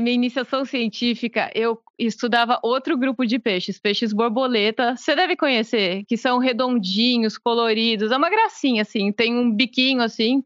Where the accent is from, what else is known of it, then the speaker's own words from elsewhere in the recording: interior of São Paulo, Brazil; eu morava no interior de São Paulo